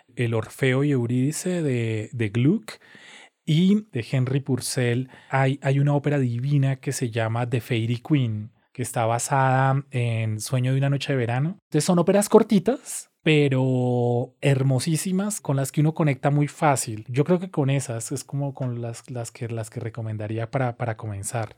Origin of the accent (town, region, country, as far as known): Colombia